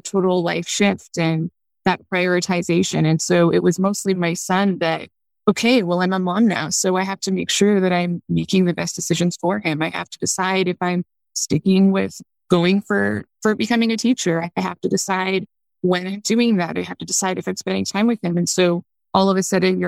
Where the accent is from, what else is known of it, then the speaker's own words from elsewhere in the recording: Canada; moved away as an adult; also born or lived in China; I'm from Canada. So I was born here. My son was born here. You know, he did the school here